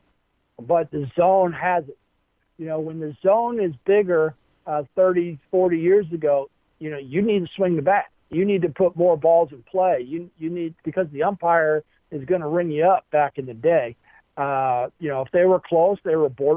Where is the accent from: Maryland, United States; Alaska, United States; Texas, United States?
Maryland, United States; Baltimore; when I was a kid, you know, was in growing up in Baltimore, Maryland